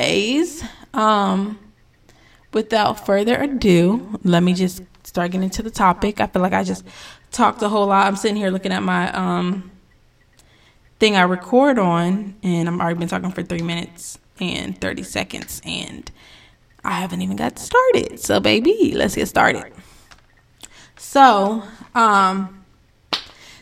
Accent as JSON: {"language": "English", "region": "North Carolina", "country": "United States", "tie": "born or raised there", "also_born_or_lived": "Connecticut", "said": "once we moved to North Kakalaki"}